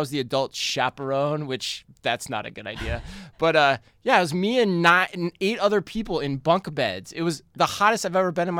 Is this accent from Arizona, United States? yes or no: yes; Arizona, United States